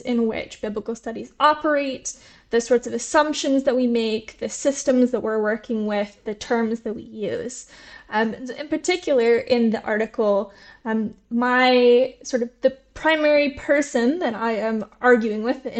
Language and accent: English; Seattle, Washington, United States; moved away as an adult; also born or lived in Cambridge, United Kingdom; now in Göttingen, Germany; I'm from Seattle originally.